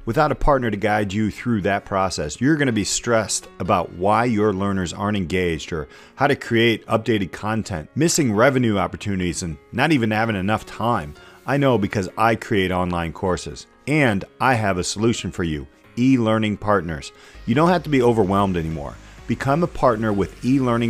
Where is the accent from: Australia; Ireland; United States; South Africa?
United States; Walkerton, Indiana; moved away; my hometown, Walkerton, Indiana